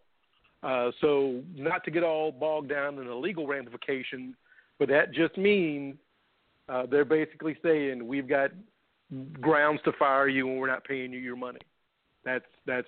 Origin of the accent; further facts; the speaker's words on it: Louisville, Kentucky, United States; my hometown